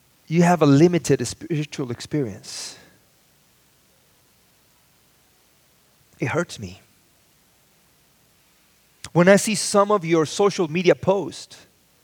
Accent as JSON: {"language": "English", "region": "Mexico City", "country": "Mexico", "tie": "born or raised there", "moved": "yes", "lives_now": "Los Angeles, United States", "said": "I grew up in the city. I was born in Mexico City, and then I came to live"}